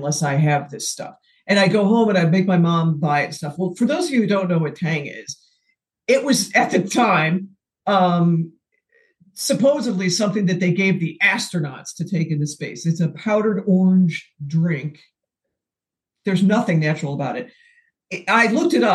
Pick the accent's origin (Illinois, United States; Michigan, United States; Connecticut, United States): Illinois, United States; the Midwest outside of Chicago; I grew up in the Midwest outside of Chicago and we call it soda pop